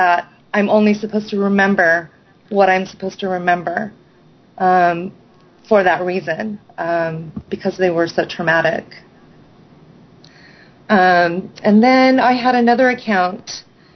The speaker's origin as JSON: {"language": "English", "town": "Newbury Park", "region": "California", "country": "United States", "tie": "born or raised there", "said": "I was about 7 years old when we moved to a place called Newbury Park, which is about 40 miles north of Los Angeles"}